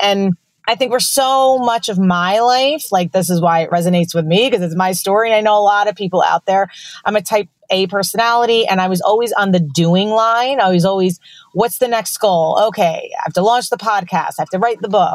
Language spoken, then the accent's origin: English; New York, United States; I'm from New York